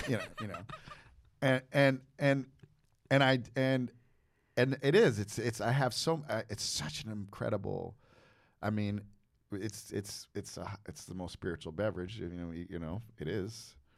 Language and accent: English; United States; I'm from New Jersey, New York